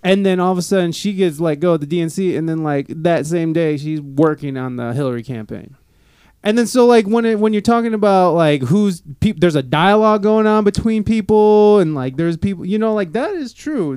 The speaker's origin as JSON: {"language": "English", "town": "Toledo", "region": "Ohio", "country": "United States", "said": "I'm from Toledo, Ohio"}